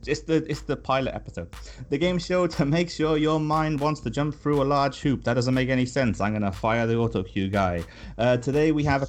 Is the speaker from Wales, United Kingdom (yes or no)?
yes; Cardiff, Wales, United Kingdom